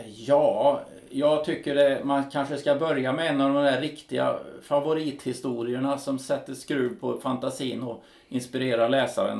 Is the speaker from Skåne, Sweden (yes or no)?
no; Karlstad, Värmland, Sweden; uppe i Karlstad där jag kommer ifrån